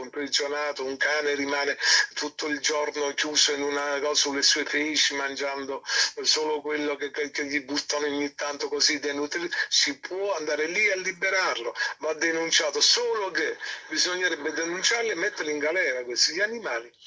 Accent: Naples, Campania, Italy; also born or lived in Rome; Napoli, la mia città

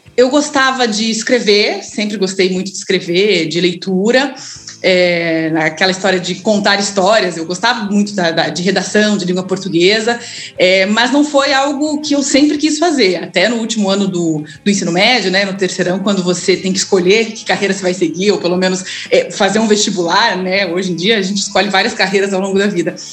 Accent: Curitiba, Paraná, Brazil; eu sou curitibana, é, nascida numa casa de muito amor

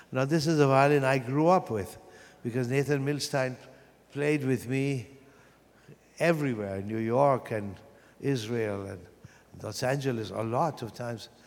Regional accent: Vienna, Austria; born or raised there; moved away

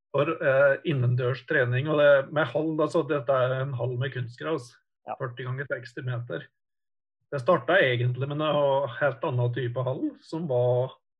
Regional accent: Kvam, Vestland, Norway; also born or lived in Oslo; Jeg er jo født og oppvokst i Kvam

